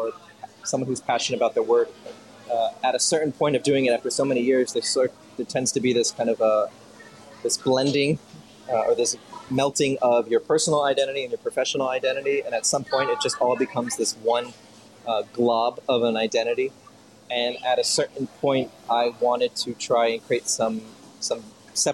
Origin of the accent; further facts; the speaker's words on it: Kendall, Florida, United States; also born or lived in Miami; I'm from Kendall, down by the Hammocks. And then when I was a little bit older, around, 10 or so, we moved towards the Falls area